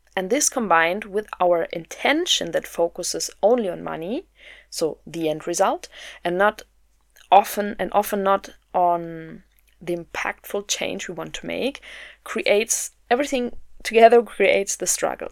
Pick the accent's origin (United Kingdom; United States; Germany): Germany; also born or lived in Berlin; I'm from Germany. I live in Berlin